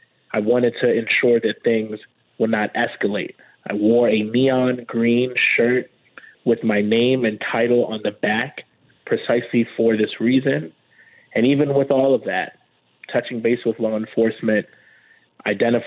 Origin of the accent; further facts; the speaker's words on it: New York City, New York, United States; both of us, born and raised in Brooklyn